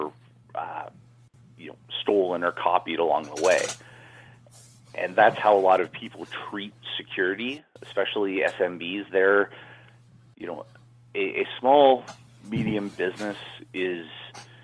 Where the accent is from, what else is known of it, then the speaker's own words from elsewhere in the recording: Canada; moved away as an adult; now in San Francisco, United States; I'm Canadian. I came here and living in San Francisco now